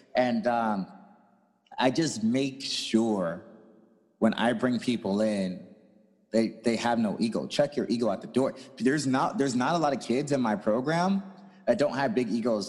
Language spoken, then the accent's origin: English; St. Louis, Missouri, United States; I'm also from St. Louis, Missouri.